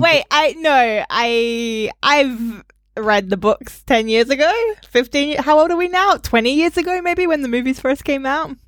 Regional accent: Australia; moved away; growing up in Australia

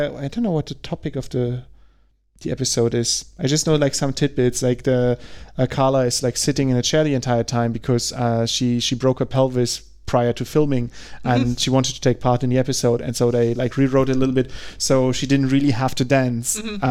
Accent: Germany

